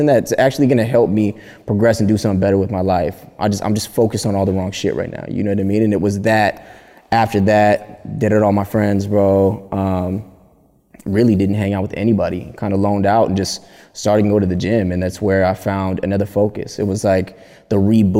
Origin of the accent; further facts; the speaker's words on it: Palmdale, California, United States; moved away as an adult; also born or lived in Burbank, California; now in Los Angeles, United States; I grew up east side of Palmdale. East side of Palmdale, California. I was born in Burbank